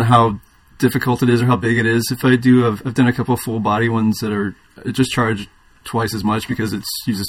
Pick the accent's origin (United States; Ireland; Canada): United States; Indiana; now in California, United States; I'm originally from Indiana, living in California